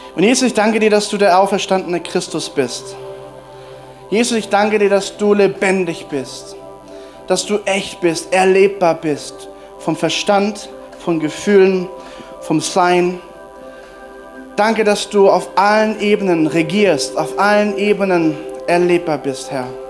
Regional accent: Germany; als Deutsche

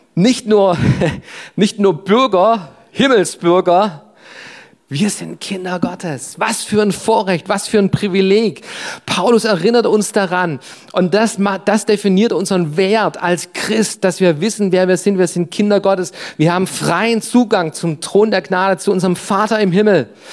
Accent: Germany; Ich bin Deutscher, das ist mein Reisepass, das ist meine Nationalität

